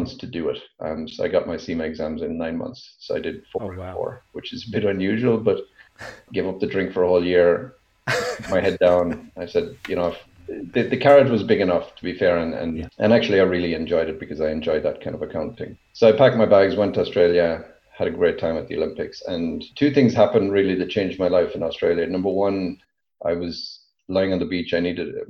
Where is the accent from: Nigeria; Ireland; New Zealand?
Ireland; moved away as an adult; also born or lived in Japan / China; now in Lausanne, Switzerland; I grew up as a farmer's son. I'm still a farmer's son. And as I tell people, I'm originally from Ireland and I'm still from Ireland.